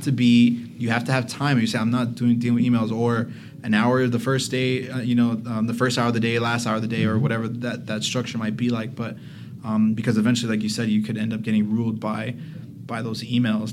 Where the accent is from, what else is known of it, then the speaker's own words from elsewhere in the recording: Miami, Florida, United States; I'm from Miami, obviously